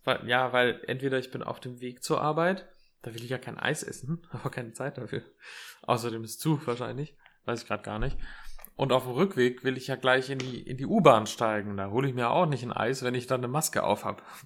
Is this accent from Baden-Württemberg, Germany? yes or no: no; Erlensee, Hesse, Germany; moved away; in meiner Heimat in Erlensee